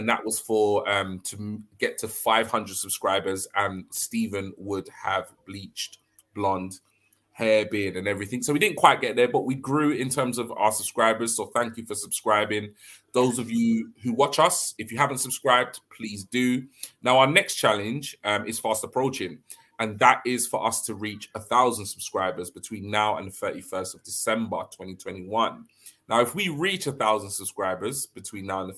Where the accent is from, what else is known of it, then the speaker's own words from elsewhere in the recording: London, United Kingdom; moved away as an adult; I'm originally from London, even though I've recently moved